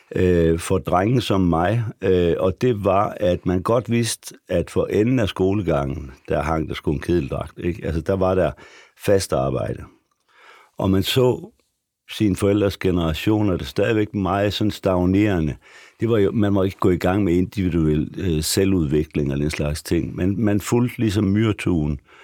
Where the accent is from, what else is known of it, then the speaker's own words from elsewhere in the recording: Frederikshavn, North Denmark Region, Denmark; moved away as an adult; also born or lived in Aarhus; nu kommer jeg fra Frederikshavn, som er en meget lang